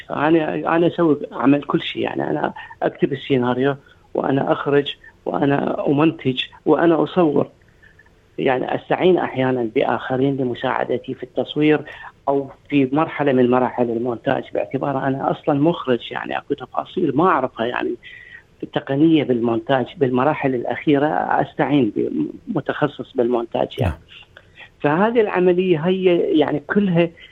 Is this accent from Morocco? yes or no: no; Iraq; now in Australia; كوني انا عراقي